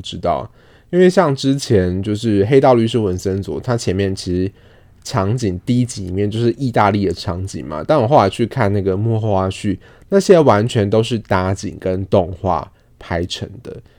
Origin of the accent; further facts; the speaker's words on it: Taiwan; 我们是台湾人